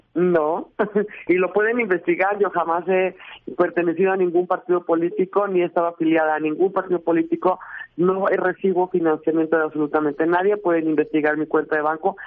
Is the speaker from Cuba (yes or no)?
no; Mexico; somos ante todo mexicanos